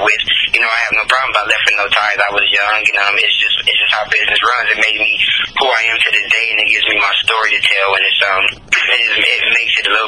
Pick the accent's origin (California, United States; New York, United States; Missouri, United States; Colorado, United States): California, United States; Los Angeles; also born or lived in Victorville, California; I'm originally from Los Angeles, California, but partly raised in Victorville, California.